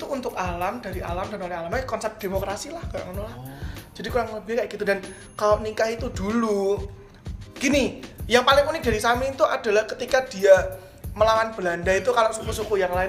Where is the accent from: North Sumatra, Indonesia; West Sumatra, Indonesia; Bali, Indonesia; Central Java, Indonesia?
Central Java, Indonesia; Blora; neneng mau ke daerahku tuh naik kereta aja bisa lah di Blora itu cuma ada tiga stasiun yang besar